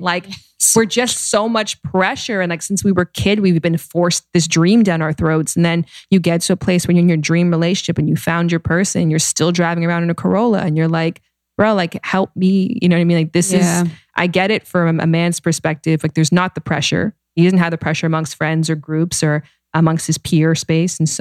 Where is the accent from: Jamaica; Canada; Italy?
Canada; now in United States; I'm Canadian.